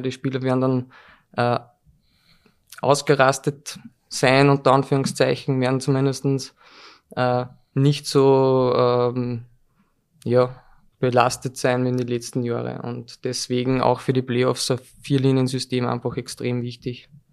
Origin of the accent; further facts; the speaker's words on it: Molln, Upper Austria, Austria; ich komme aus Mollen, das ist relativ südlich